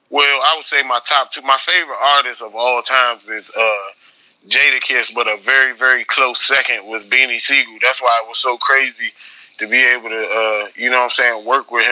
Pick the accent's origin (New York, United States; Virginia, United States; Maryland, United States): Virginia, United States; Northern; I'm from Virginia. Uh, I'm from like 20 minutes outside of DC and shit, Northern Virginia.